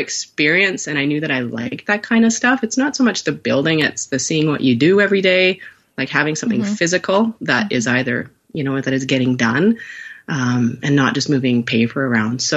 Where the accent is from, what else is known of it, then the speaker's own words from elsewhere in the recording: northern Vancouver Island, British Columbia, Canada; now in North Vancouver, Canada; I grew up in a camp town called Kokish and then Hyde Creek